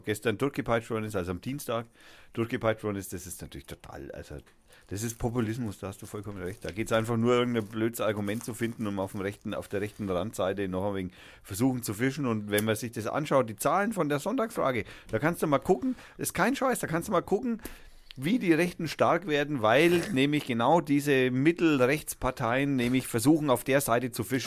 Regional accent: Germany; bei uns in Deutschland

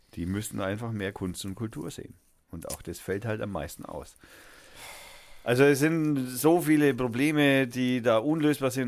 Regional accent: Germany; bei uns in Deutschland

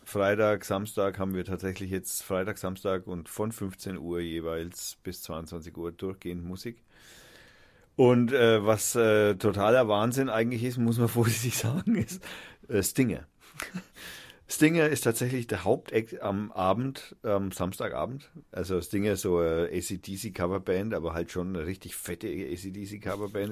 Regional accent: Nuremberg, Bavaria, Germany; moved away as an adult; now in Fürth, Germany; ich bin ja eigentlich Nürnberger

